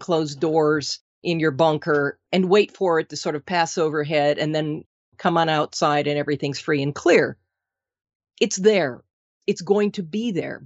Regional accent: Minnesota, United States; moved away; I'm originally from Minnesota

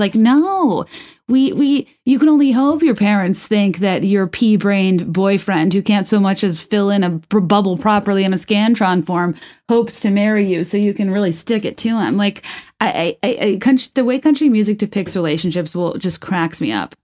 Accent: Virginia, United States; I'm from Virginia. I only know the place I grew up in.

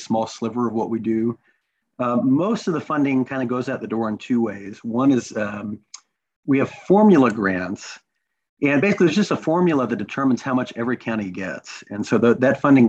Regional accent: Kentucky, United States; I grew up in Kentucky

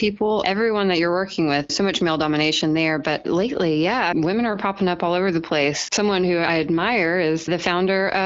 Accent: Birmingham, Alabama, United States; Born and raised in Birmingham, Alabama.

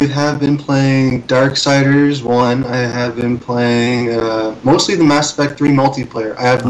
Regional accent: Canada; I am Canadian

